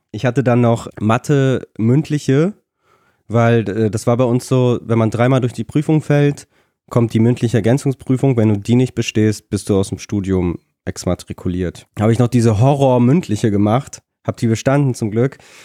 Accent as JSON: {"language": "German", "country": "Germany", "tie": "born or raised there", "also_born_or_lived": "Nikolayevka, Kazakhstan / Lutherstadt Wittenberg", "said": "ich komme aus der Nähe von Bremen. Ah. Bin ich aufgewachsen"}